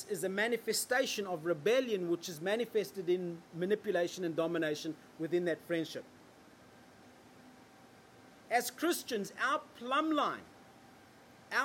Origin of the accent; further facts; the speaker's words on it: Australia